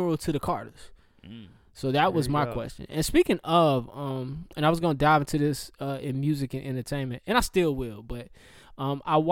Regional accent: the South, Southern United States, United States; I'm a Southerner

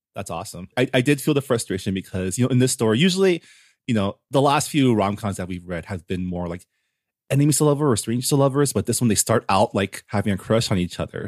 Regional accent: San Gabriel Valley, California, United States; I grew up in the San Gabriel Valley

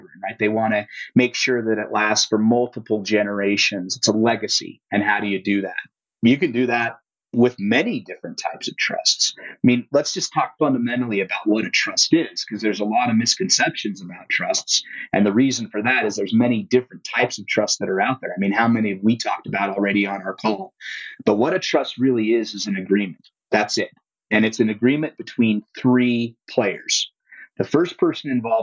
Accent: Utah, United States; Utah, my home state.

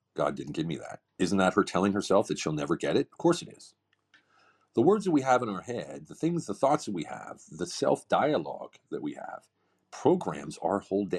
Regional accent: Pennsylvania, United States; moved away as an adult; also born or lived in Europe; I grew up in Pennsylvania

